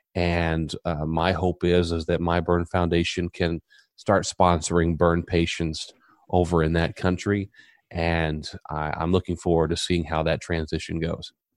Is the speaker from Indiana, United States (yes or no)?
yes; Southern Indiana, United States; now in Tampa, United States; I'm originally from Southern Indiana, and I come from a small community